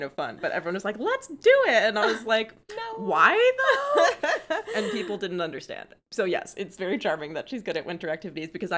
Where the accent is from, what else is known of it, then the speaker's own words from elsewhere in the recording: Florida, United States; moved away as an adult; also born or lived in New England; I went to school in New England after growing up in Florida my entire life